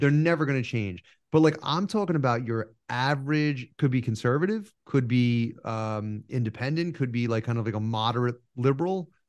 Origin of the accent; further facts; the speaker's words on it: New York, United States; I was just born inconveniently in the North